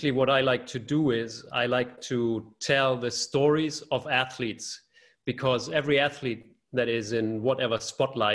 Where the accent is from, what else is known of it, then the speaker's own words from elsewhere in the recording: outside Hamburg, Germany; I grew up just outside of Hamburg in the countryside, but then moved to the city